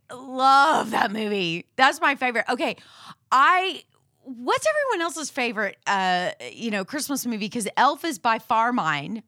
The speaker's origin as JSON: {"language": "English", "town": "Houston", "region": "Texas", "country": "United States", "said": "we're from Houston"}